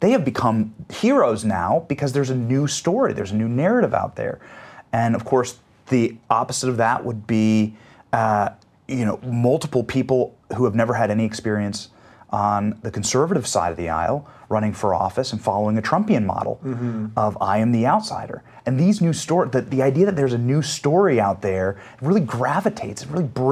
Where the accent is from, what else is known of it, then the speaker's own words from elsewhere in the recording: Iowa, United States; I was raised in Iowa